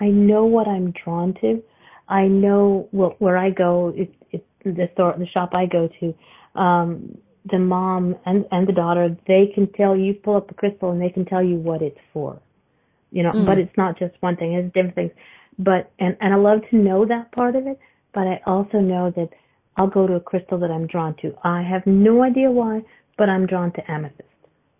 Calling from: Canada; I'm from Canada.

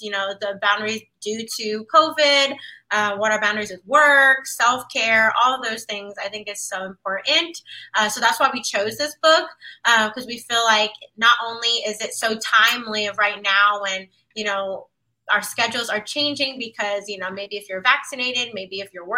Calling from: Washington, District of Columbia, United States; Yes, I am tuning in from Washington, D.C.

